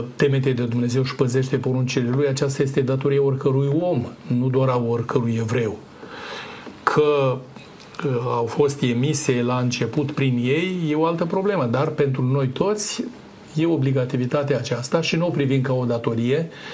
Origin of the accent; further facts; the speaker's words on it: Romania; noi ca români